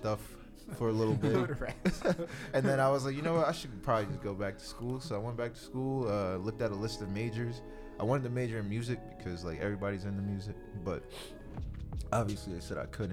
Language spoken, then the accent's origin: English; New Jersey, United States; moved away; also born or lived in Georgia; I grew up in New Jersey